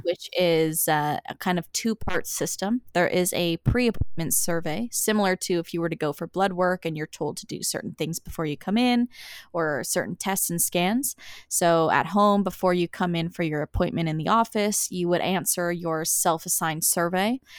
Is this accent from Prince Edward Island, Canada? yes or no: yes; Summerside, Prince Edward Island, Canada; moved away as an adult; also born or lived in Antigonish, Nova Scotia / St. John's, Newfoundland; I grew up in Summerside, Prince Edward Island